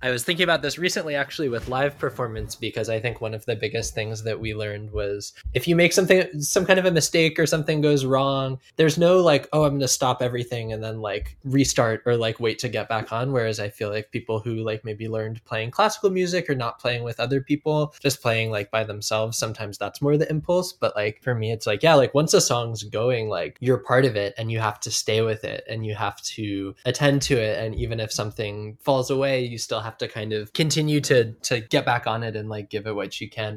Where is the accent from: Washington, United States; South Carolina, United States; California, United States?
Washington, United States; Seattle; now in Oakland, United States; I grew up in Seattle.